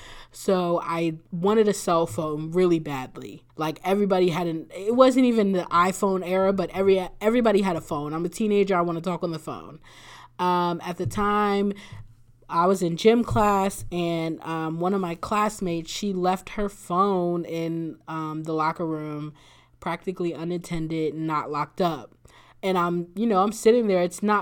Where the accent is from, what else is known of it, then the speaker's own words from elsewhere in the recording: Bucks County, Pennsylvania, United States; I'm from Bucks County, Pennsylvania, which is outside of the northeast part of Philadelphia. I was born and raised there.